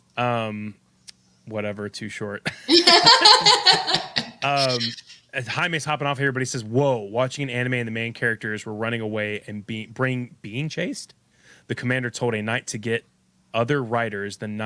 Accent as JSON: {"language": "English", "region": "Kentucky", "country": "United States", "tie": "born or raised there", "said": "I'm from Kentucky. I live here, and we're famous for KFC"}